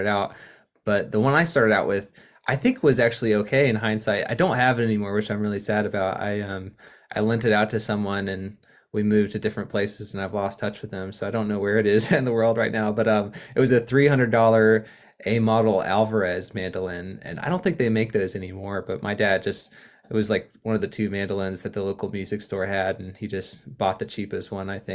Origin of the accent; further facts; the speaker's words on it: Clemson, South Carolina, United States; moved away as an adult; also born or lived in Columbia, South Carolina / Nashville, Tennessee; I grew up here in South Carolina. That's where we're living right now. I was born in a town called Columbia, and then my folks moved to a university town called Clemson when I was six, and they're still there. So that's where I grew up